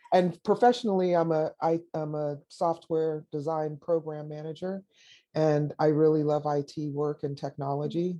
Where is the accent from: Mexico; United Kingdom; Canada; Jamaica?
Jamaica; moved away; also born or lived in Davis, California; I'm Jamaican. I was born in Jamaica.